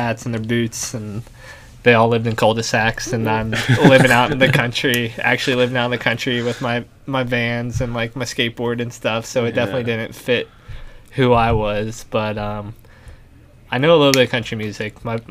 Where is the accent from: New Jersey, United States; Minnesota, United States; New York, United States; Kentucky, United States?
Kentucky, United States; Kentucky, born and raised.